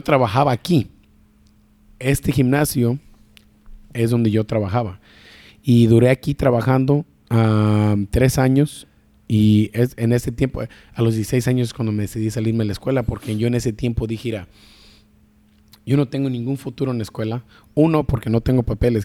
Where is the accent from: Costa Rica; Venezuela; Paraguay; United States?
United States; Sacramento, California; also born or lived in Guadalajara, Jalisco, Mexico / Michoacán, Mexico; llegué aquí a Sacramento a los 11 meses o la verdad yo me crié, la verdad yo soy de aquí